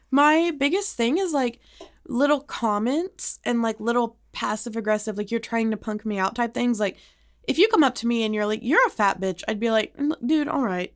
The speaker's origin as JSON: {"language": "English", "town": "Highland Park", "region": "Texas", "country": "United States", "said": "I'm from Highland Park"}